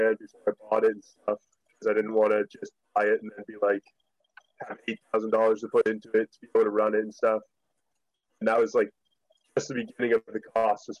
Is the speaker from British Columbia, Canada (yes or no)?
no; Riverview, New Brunswick, Canada; also born or lived in West Springfield, Massachusetts; I grew up in Riverview, New Brunswick. I had moved to Riverview when I was around 8 or 9 from a town outside of Boston, Massachusetts called West Springfield